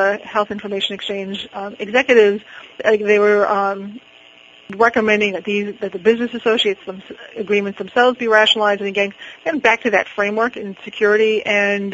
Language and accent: English; Boston, Massachusetts, United States; I'm from Boston.